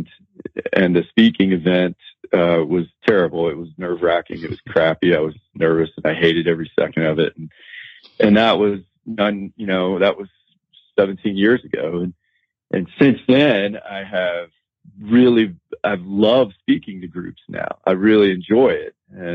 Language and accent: English; United States; moved away; also born or lived in Colorado; I grew up in the Blue Ridge Mountains of North Carolina and Virginia